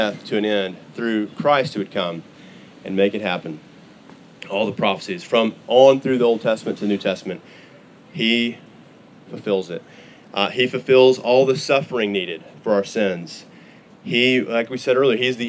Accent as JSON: {"language": "English", "region": "Arkansas", "country": "United States", "also_born_or_lived": "Texas", "moved": "yes", "lives_now": "Oklahoma, United States", "said": "I am from Arkansas originally. Now I'm an Oklahoman"}